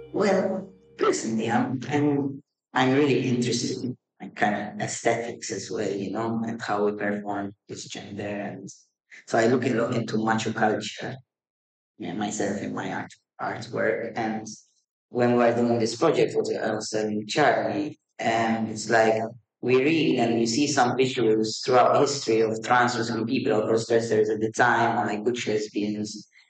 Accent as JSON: {"language": "English", "country": "Malta", "first_language": "Maltese", "second_language": "English", "said": "in Maltese, you know, in our mother tongue"}